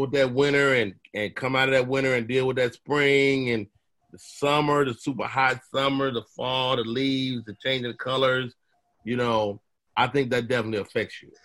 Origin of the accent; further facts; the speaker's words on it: Chicago, Illinois, United States; I'm from the South Side for real.